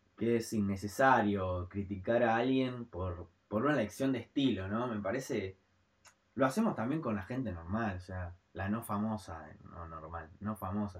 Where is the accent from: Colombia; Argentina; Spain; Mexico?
Argentina; somos argentinos